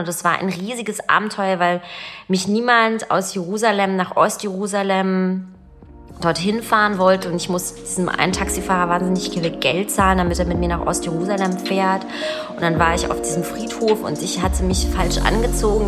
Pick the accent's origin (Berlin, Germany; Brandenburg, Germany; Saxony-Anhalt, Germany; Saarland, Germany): Berlin, Germany; Ich bin 1981 in Ostberlin geboren und äh, in Pankow aufgewachsen